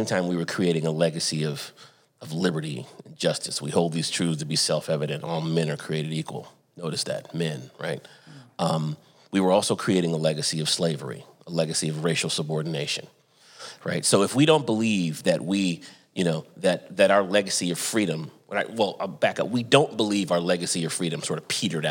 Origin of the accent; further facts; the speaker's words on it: Santa Barbara, California, United States; moved away as an adult; also born or lived in Atlanta, Georgia / Durham, North Carolina; I grew up in Southern California, Santa Barbara, California